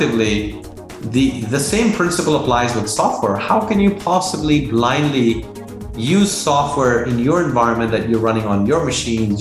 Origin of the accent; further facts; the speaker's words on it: Dehradun, Uttarakhand, India; moved away as an adult; also born or lived in Delhi; now in United States; I was born in Delhi, grew up in Dehradun, did my schooling there, moved to the US and did my undergrad in computer science